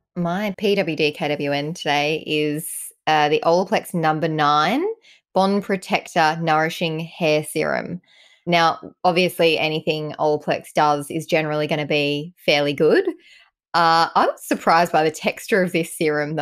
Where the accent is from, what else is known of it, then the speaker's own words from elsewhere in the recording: Ireland; I'm Irish